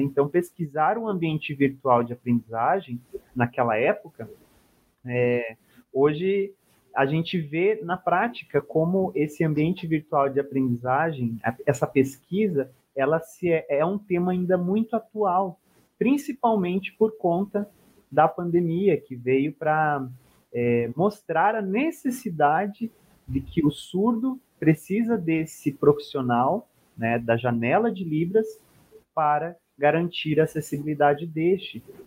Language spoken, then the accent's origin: Portuguese; Cuiabá, Mato Grosso, Brazil; eu sou nascido, sou natural de Mato Grosso, de Cuiabá